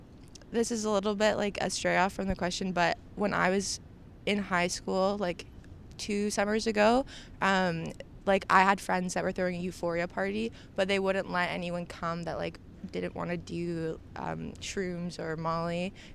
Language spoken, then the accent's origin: English; Stratford, Ontario, Canada; I grew up in rural Ontario.